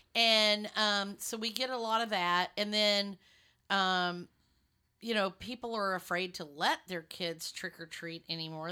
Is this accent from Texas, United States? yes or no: yes; West Texas, United States; moved away; I grew up in West Texas